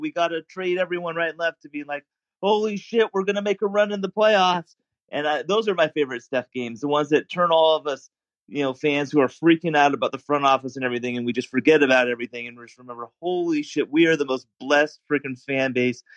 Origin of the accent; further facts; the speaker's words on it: Seattle, Washington, United States; I grew up in Seattle, um, and so I'm a '90s kid